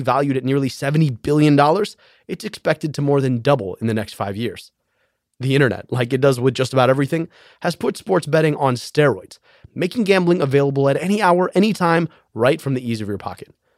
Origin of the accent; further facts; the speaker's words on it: Michigan, United States; my home state of Michigan